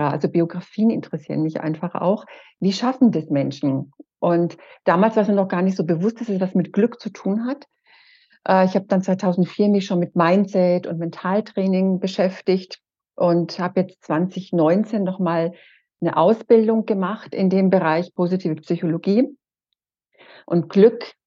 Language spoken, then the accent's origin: German; Erlangen, Bavaria, Germany; Ich komme aus Erlangen